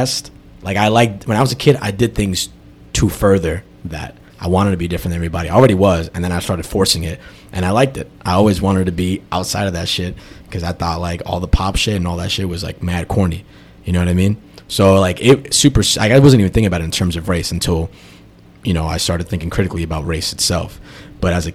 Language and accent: English; Brooklyn and Long Island, New York, United States; where I grew up in Brooklyn and Bensonhurst, it was mad, like, Eastern European people, Italian people, and Chinese people